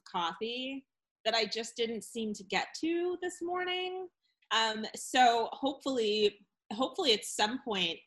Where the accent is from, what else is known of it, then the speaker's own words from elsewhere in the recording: New England, United States; I'm from New England